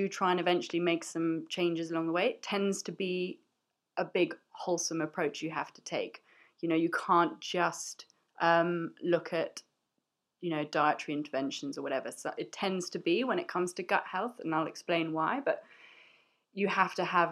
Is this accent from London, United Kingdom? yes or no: yes; London, United Kingdom; I'm a chef and I'm from London